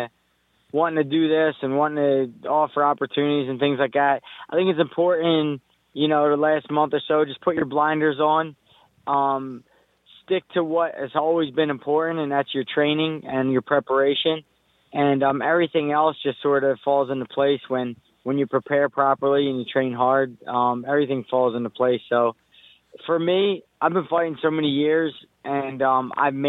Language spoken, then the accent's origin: English; United States; I'm Puerto Rican, but the fact remains, I'm from America, and I'm American